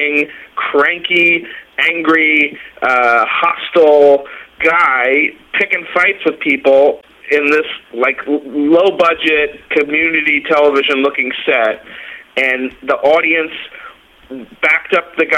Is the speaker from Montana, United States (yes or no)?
no; Dix Hills, New York, United States; I grew up in Long Island, New York. I was born and raised in Dix Hills